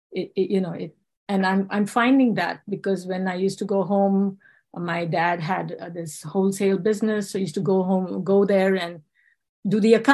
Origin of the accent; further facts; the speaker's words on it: India; English is a second language; also born or lived in South Africa / England; I was born in South Africa during the apartheid era, but I can't say I grew up there. Uh, my parents sent us to India and then to England for our studies.